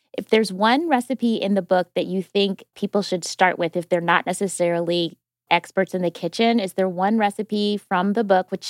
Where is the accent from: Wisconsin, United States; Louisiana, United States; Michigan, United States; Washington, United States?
Wisconsin, United States; I'm from Wisconsin